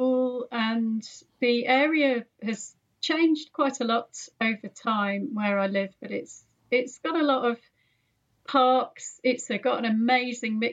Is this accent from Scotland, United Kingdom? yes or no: no; Birmingham, West Midlands, United Kingdom; I grew up in Birmingham. I'm very much Birmingham born and bred. You can probably hear a slight influence in my accent